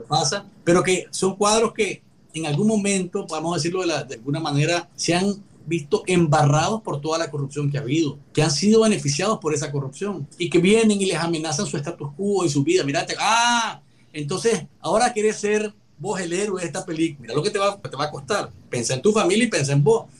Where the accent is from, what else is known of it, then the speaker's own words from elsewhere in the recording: Nicaragua; moved away; presentarnos como nicaragüenses en el exilio